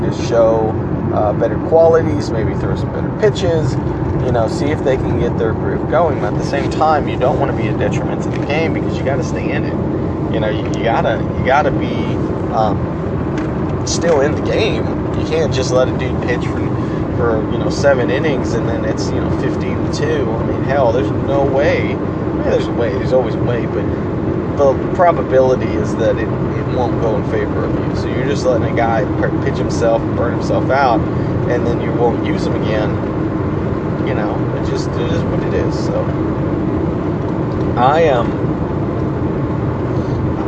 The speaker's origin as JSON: {"language": "English", "town": "Houston", "region": "Texas", "country": "United States", "said": "I'm from Houston"}